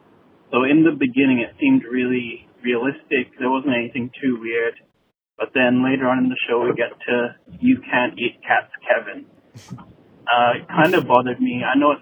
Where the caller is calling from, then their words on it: Melbourne, Victoria, Australia; I'm calling from Melbourne, Australia.